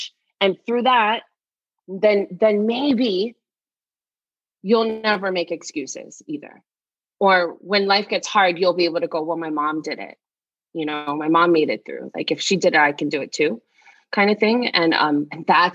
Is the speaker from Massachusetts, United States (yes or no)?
no; Hawaii, United States; I am from Hawaii, a small little island in the middle of the Pacific Ocean